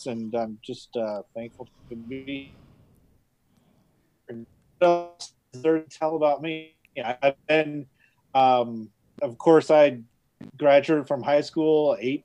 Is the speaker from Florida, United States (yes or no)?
no; Sheridan, Wyoming, United States; moved away as an adult; also born or lived in China; now in Casper, United States; we came back to my hometown, Sheridan